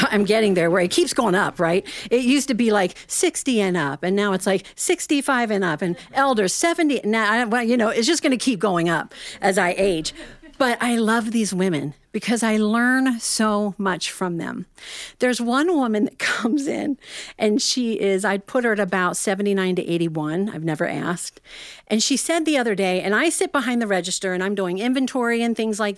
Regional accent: Ohio, United States

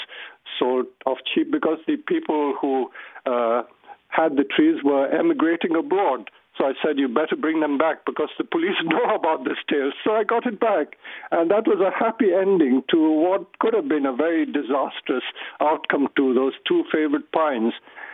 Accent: India; moved away; I grew up in India

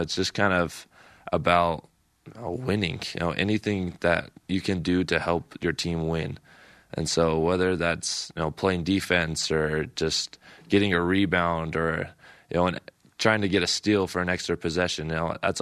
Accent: Salt Lake City, Utah, United States; Growing up in Salt Lake and kind of in Ute territory

